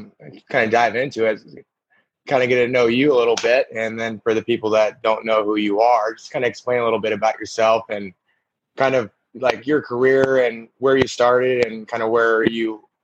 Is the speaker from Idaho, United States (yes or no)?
yes; Idaho, United States; Him and I grew up together in Idaho